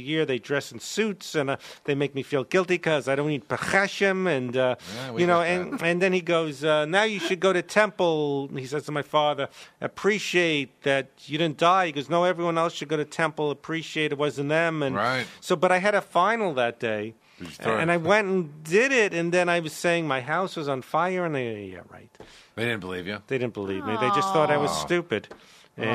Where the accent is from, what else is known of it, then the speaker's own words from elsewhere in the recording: Brooklyn, New York, United States; Brooklyn, New York. I went to the same high school as Larry David, except he's a few years older.